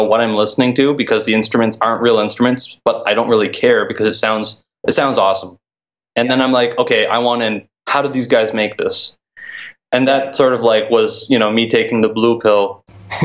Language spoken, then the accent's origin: English; Grimsby, Ontario, Canada; I was living in my hometown, Grimsby, which is tiny in Ontario, Canada.